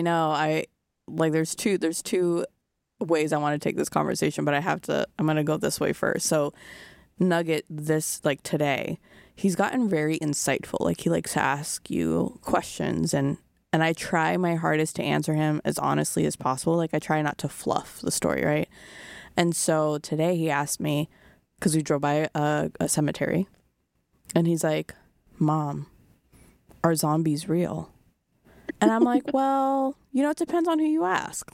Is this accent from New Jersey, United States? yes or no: no; Rhode Island, United States; I grew up in Rhode Island